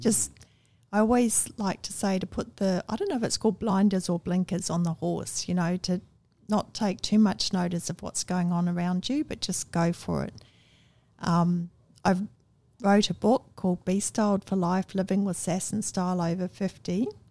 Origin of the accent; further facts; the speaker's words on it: Wellington, New Zealand; also born or lived in Masterton, New Zealand; now in Australia; I was born in Masterton